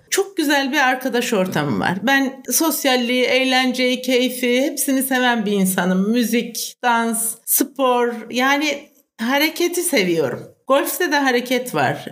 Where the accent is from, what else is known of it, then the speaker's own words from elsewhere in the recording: Aksaray, Aksaray Province, Turkey; also born or lived in İzmir / Ankara; Aksaraylıyım. Eczacıyım. Doğma büyüme, ilkokulu, ortaokulu Aksaray'da okudum.